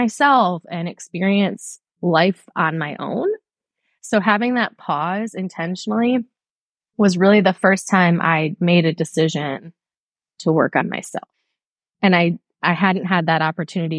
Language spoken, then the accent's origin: English; Michigan, United States; moved away as an adult; now in Chattanooga, United States; I'm from Michigan